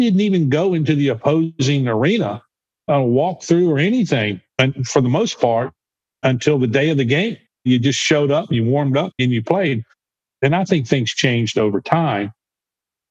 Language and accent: English; Winston-Salem, North Carolina, United States; growing up in Winston-Salem